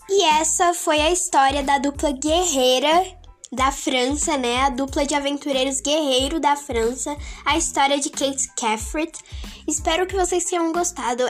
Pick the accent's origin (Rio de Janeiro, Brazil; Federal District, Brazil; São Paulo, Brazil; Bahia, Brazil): Federal District, Brazil; Brasília; eu tenho 12 anos, sou de Brasília